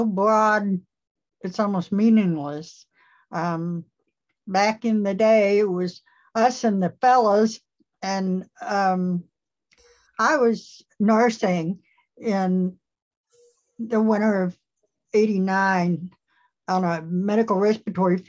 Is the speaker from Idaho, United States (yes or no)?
no; East Tennessee, United States; I was born and raised here in East Tennessee